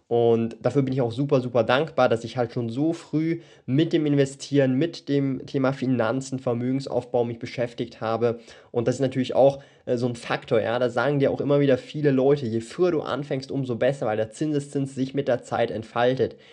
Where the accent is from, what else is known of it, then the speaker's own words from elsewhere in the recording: Switzerland; born there; Und ich habe jetzt im Jahr 2019 als 23-Jähriger hier lebend in der Schweiz und auch hier geboren in der Schweiz ein passives Einkommen aufgebaut